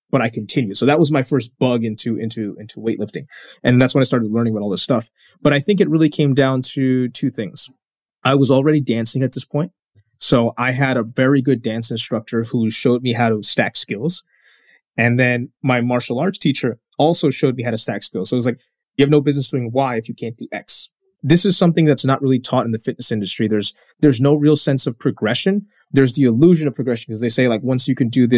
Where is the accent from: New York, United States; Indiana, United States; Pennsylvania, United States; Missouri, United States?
New York, United States; as a New Yorker